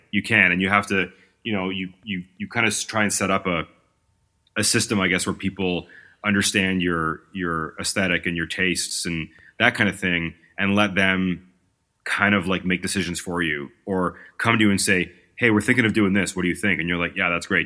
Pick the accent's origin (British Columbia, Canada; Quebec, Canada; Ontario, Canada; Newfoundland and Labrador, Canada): Ontario, Canada; Toronto; I'm from Toronto